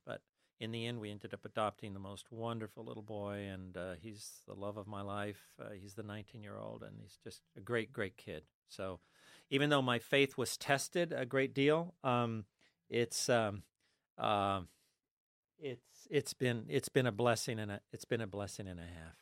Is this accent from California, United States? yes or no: yes; Los Angeles, California, United States; moved away; also born or lived in Ithaca, New York; I was born in East L A in the middle of the Mexican barrio